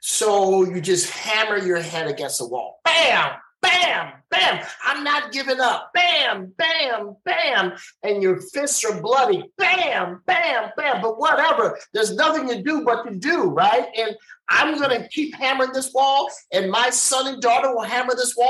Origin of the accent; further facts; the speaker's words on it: East St. Louis, Illinois, United States; I'm growing up in East St. Louis